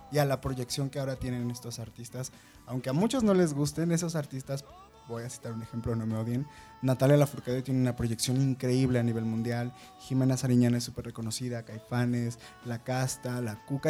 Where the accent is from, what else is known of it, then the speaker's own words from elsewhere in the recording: Chilango, Mexico City, Mexico; nos conecta a todos como chilangos